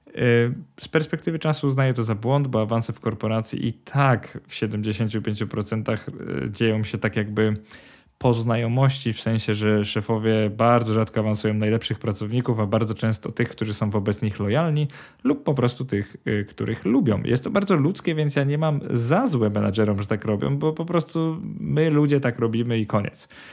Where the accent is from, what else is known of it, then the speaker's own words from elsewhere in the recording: Poland; moved away as an adult; now in Sweden; wyrosłem w kulturze porównywania się do innych. Zresztą w Polsce kto nie wyrósł